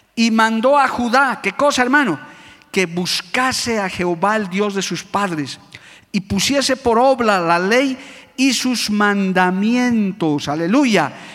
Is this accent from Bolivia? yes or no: yes; Bolivia; por nuestro país, por nuestra amada Bolivia